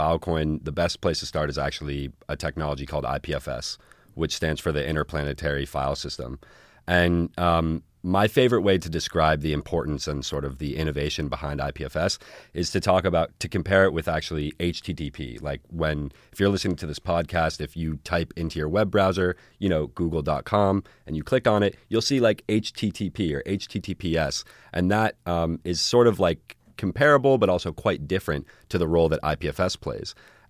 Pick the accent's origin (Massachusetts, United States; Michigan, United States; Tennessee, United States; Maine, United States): Massachusetts, United States; Newton; born there; also born or lived in New York / Bahamas; now in Southern California, United States; No. I was born in Newton, actually, which is just west of Boston, about 15 minutes.